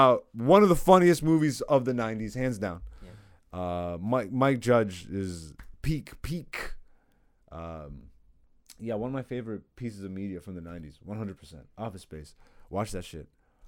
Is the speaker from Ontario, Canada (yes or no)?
yes; Hamilton, Ontario, Canada; But growing up in Hamilton, like I was in Hamilton